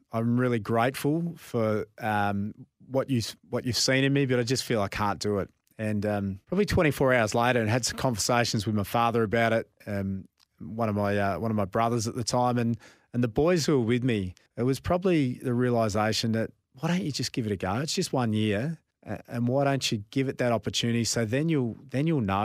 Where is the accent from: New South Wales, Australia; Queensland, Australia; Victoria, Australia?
Victoria, Australia; Nhill; growing up in Nil, halfway between Melbourne and Adelaide